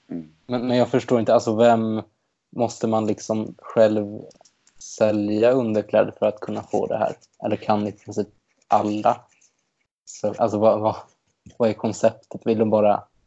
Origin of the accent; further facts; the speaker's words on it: Stockholm, Stockholm County, Sweden; jag kommer från Stockholm och till skillnad från Linda har jag inte lyckats ta mig härifrån ännu